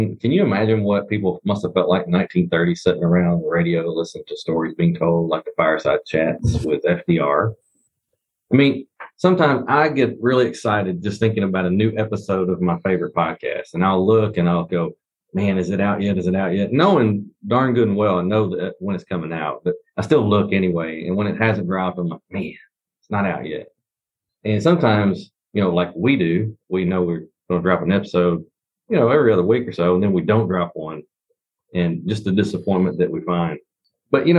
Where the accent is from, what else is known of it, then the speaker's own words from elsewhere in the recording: the South, United States; I'm from the South